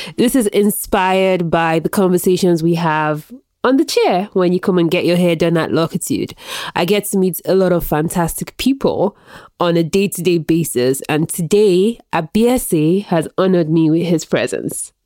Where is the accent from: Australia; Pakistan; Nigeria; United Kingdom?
Nigeria; moved away; I grew up in Nigeria.